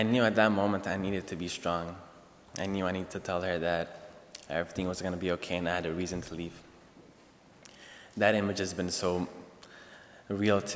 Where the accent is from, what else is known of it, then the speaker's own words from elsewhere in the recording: Ethiopia; moved away as an adult; now in United States; I was born and raised in Ethiopia, East Africa